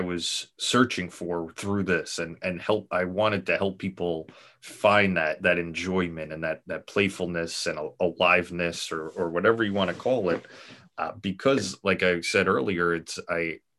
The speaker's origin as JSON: {"language": "English", "region": "New York", "country": "United States", "said": "I'm from New York"}